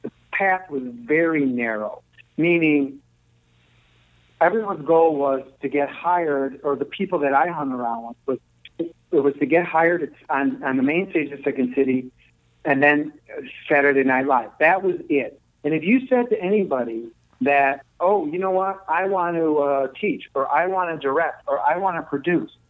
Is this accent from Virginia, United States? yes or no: no; Chicago, Illinois, United States; I grew up here in Chicago